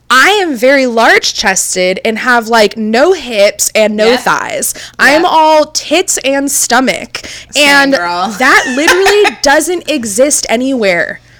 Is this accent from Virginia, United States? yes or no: no; California, United States; Growing up in Orange County, California, thick just wasn't in, thin